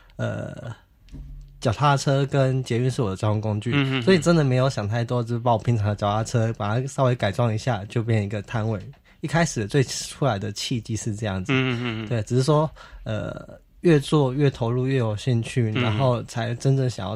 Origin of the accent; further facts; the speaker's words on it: Kaohsiung, Taiwan; moved away; 因为我是高雄人，嗯，然后就想要回到我的故乡，